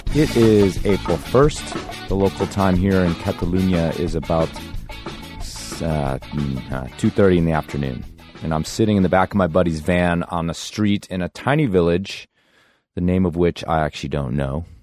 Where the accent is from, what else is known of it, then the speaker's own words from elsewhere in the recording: Carbondale, Colorado, United States; my hometown of Carbondale, Colorado